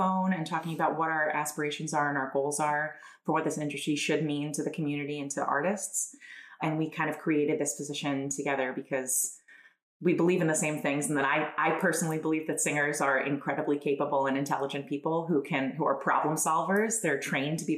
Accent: Long Island, New York, United States; moved away as an adult; also born or lived in Italy; now in Wilmington, United States; I'm originally from Long Island, New York. I now live in Wilmington, Delaware

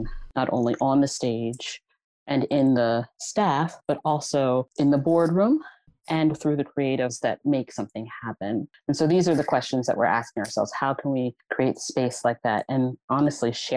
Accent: Philadelphia, Pennsylvania, United States; I grew up in the Mantua section of Philadelphia

